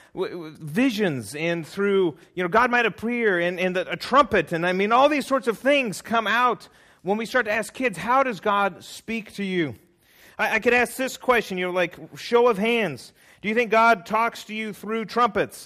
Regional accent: California, United States; I'm from California

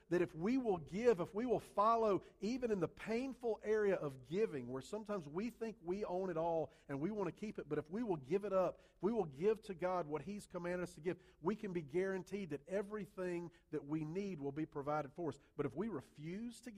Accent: Columbia, South Carolina, United States; I grew up in Columbia, South Carolina, not South America

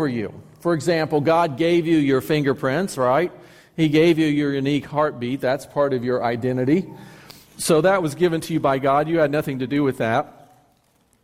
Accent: United States; I am identified as an American citizen

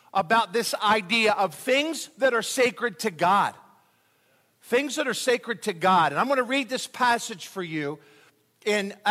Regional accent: Philadelphia, Pennsylvania, United States; moved away; I'm from Philadelphia

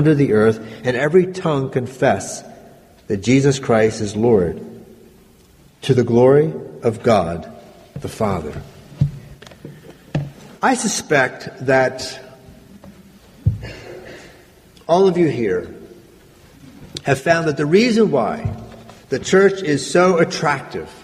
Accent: Granite, United States; I grew up in this little church, not terribly far from here, maybe an hour or so. It's an area called Granite

